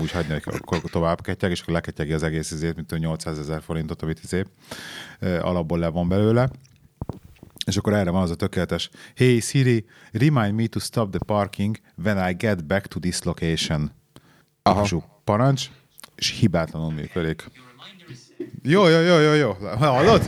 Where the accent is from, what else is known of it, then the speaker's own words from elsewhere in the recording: Hungary; moved away; also born or lived in England; Amióta hazaköltöztünk Angliából, nekem azóta um, problémát okoz az, hogy két világ között élek.